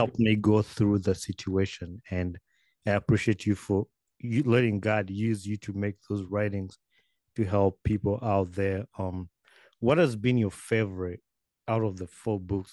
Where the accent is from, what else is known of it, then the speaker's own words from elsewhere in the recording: Uganda; moved away as an adult; now in United States; I grew up in Uganda